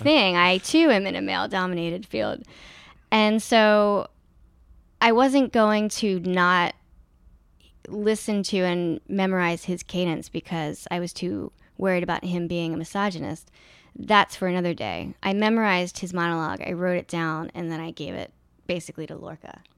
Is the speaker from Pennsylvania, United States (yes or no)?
yes; Philadelphia, Pennsylvania, United States; moved away; the city that I grew up in. And I found that I really loved a lot of it. And one of the things I like about Philly